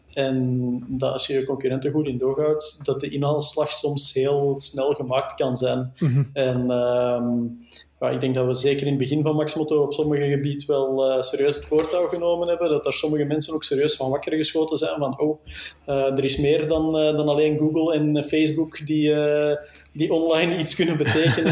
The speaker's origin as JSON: {"language": "Dutch", "region": "Flanders", "country": "Belgium", "said": "als Belg, als Vlaming"}